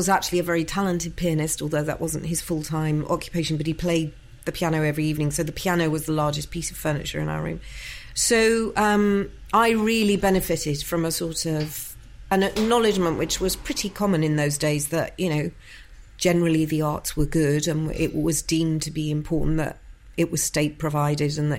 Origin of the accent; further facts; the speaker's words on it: London, United Kingdom; also born or lived in Essex; I was born in London, grew up in London, in East London, born in Leytonstone